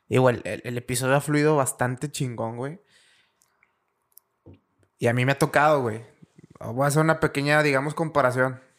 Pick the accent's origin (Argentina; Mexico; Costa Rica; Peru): Mexico; Uno como buen mexa